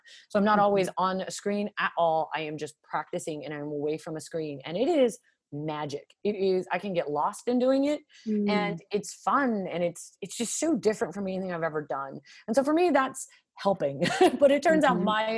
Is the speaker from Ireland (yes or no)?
no; Las Vegas, Nevada, United States; I come from Las Vegas